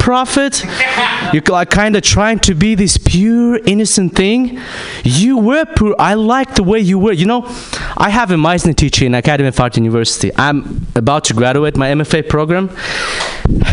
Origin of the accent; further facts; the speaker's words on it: Kazakhstan; I'm from Kazakhstan